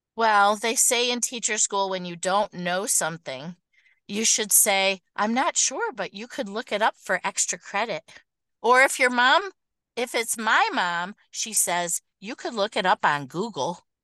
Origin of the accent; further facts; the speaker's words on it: Oak Park, Michigan, United States; I have been in Michigan my whole life. I grew up in the Detroit area right near the zoo